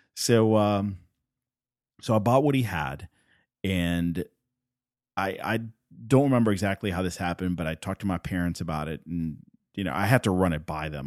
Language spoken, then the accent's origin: English; Puerto Rico; first language Spanish; English is a second language; I'm from Puerto Rico. Spanish is my first language